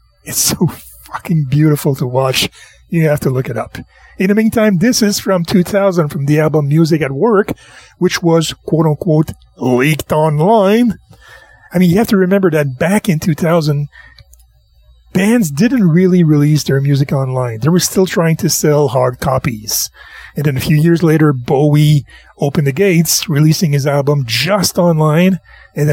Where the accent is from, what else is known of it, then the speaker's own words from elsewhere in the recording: Quebec, Canada; I'm the whitest French boy in Quebec. I was raised on Christian music.